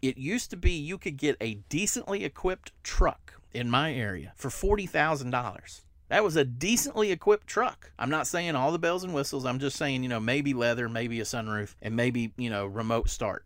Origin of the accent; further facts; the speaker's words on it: the South, United States; I'm from the South